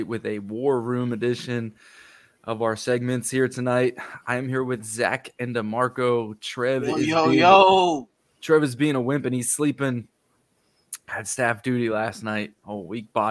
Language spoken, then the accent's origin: English; New Jersey, United States; I grew up in New Jersey right outside of Philadelphia